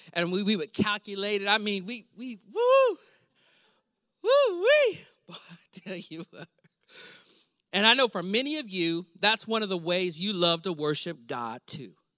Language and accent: English; Weatherford, Texas, United States; I grew up in Weatherford, Texas, a small town